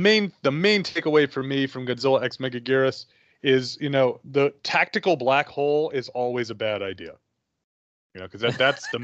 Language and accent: English; New York, United States; where I grew up in New York, in the middle of the woods